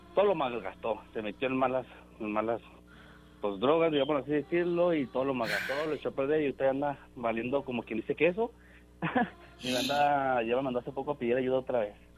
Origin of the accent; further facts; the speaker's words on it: Delicias, Chihuahua, Mexico; now in Albuquerque, United States; soy de, Delicias, Chihuahua